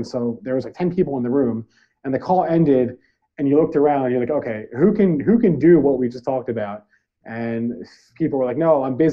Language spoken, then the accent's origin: English; New Jersey, United States; moved away as an adult; also born or lived in Detroit, Michigan; now in Detroit suburbs, United States; I'm from Central Jersey, which is a thing. Some people might say it's not, but Central Jersey definitely exists and it is real. I grew up about, 40 minutes from New York City, an hour from Philadelphia.